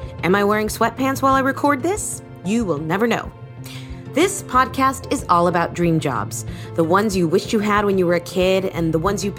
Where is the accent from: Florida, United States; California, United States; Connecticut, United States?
Florida, United States; Miami; Miami, Florida, my hometown